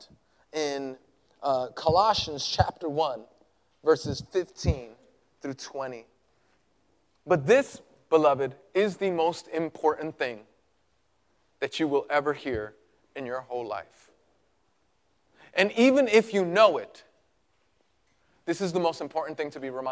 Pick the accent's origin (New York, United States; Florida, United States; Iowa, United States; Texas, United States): New York, United States; New York City; moved away; I grew up in Greenpoint